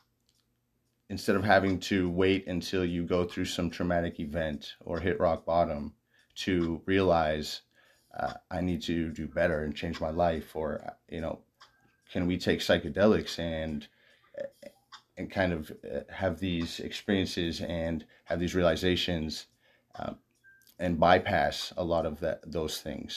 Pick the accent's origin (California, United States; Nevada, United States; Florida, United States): Nevada, United States; Las Vegas; I grew up in Las Vegas